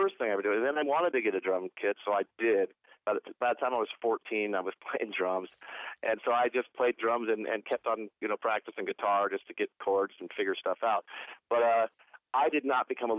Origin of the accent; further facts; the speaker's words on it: Portland, Oregon, United States; moved away; also born or lived in Los Angeles / Cleveland; I was born in Portland, Oregon, grew up in Portland, Oregon